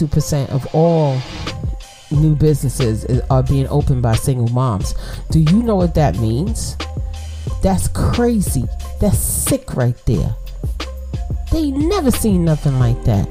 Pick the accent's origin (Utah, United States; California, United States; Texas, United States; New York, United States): New York, United States; New York City; I'm from Brooklyn. I'm from the projects